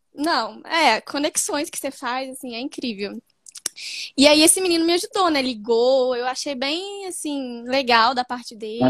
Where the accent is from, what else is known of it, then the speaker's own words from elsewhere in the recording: Belo Horizonte, Minas Gerais, Brazil; sou de Belo Horizonte